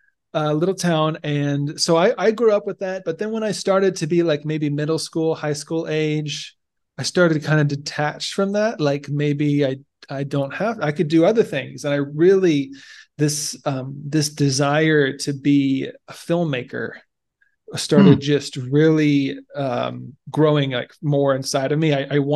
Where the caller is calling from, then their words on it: Kailua, Hawaii, United States; Yeah, so today you are hearing me from Kailua, Hawaii, which is nice. On the island of Oahu, same island as Honolulu, for those that aren't familiar with.